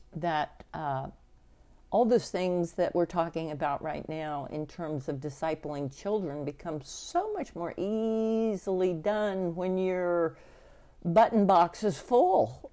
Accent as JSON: {"language": "English", "area": "Sedgwick County and Reno County", "region": "Kansas", "country": "United States", "said": "the family on both my mother and my father's side that were uh, in Sedgwick County and Reno County"}